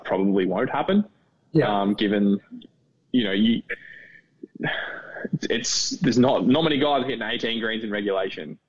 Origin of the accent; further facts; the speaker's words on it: Australia; moved away as an adult; now in Orlando, United States; I'm an Australian citizen